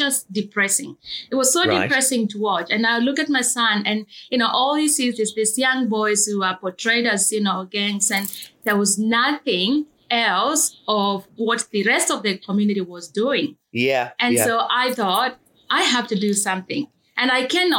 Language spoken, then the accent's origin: English; eastern Kenya, Kenya; moved away as an adult; now in Australia; I grew up in Kenya, in the eastern regions of Kenya